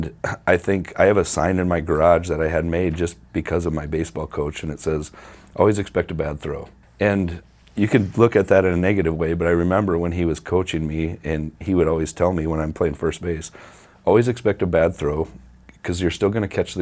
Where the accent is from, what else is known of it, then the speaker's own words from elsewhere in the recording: Mount Vernon, United States; also born or lived in Huron; I grew up in Mount Vernon